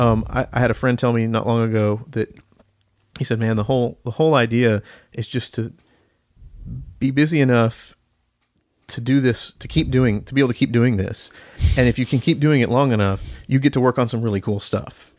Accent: Marietta, Georgia, United States; moved away as an adult; also born or lived in Denton, Texas; now in Nashville, United States; I grew up in, uh, Marietta, Georgia, just north of Atlanta

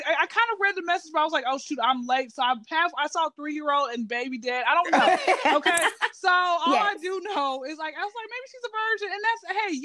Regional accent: Atlanta, Georgia, United States; Born and raised in Atlanta. I've been here since I was zero

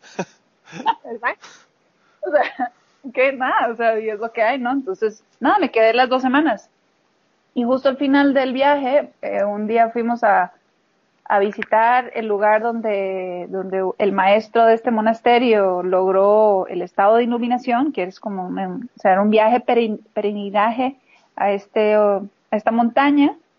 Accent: Costa Rica; moved away as an adult; also born or lived in Nigeria / Portugal / Slovakia; luego de haber nacido, pues fue que regresamos a Costa Rica con mis papás

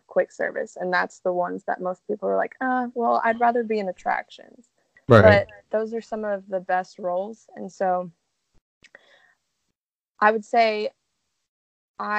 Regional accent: Louisville, Kentucky, United States; moved away; I actually worked at an amusement park back home. I'm from Louisville, Kentucky

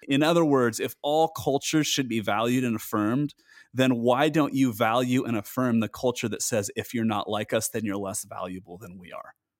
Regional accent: United States; moved away; as an American

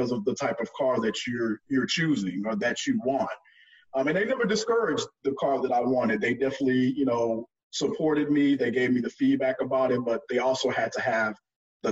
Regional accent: Port Arthur, Texas, United States; moved away as an adult; also born or lived in Houston, Texas / Oklahoma / Dallas, Texas; I was originally born in Houston, but I was raised in Port Arthur

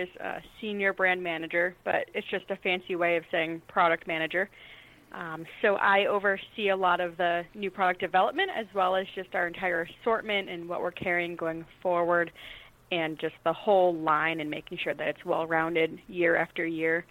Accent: New England, United States; I grew up in New England, which tends to have some varying opinions on them.

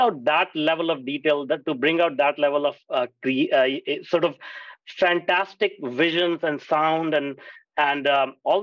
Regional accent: India; moved away; I grew up in India

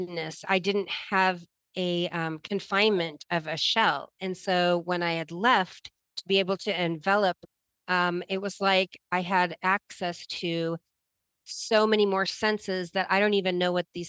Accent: Nebraska, United States; growing up in Nebraska in the middle, you know, in the country, not in the city

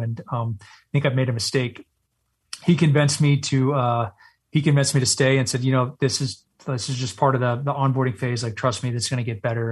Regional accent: Texas, United States; moved away; I was born and raised in Texas.

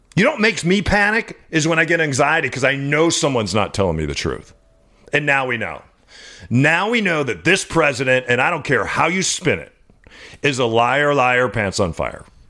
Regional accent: Southwest, United States; We grew up around the Navajo Nation.

